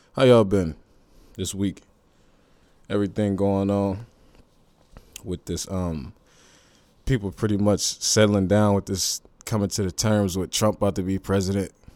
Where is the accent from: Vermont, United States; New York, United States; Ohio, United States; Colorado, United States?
Ohio, United States; Youngstown; I'm from Youngstown, Ohio